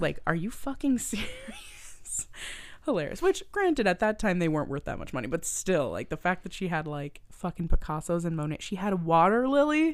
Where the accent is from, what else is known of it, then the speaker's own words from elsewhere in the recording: Halifax, Nova Scotia, Canada; I'm from Nova Scotia. If you guys don't know, I'm from Halifax, Nova Scotia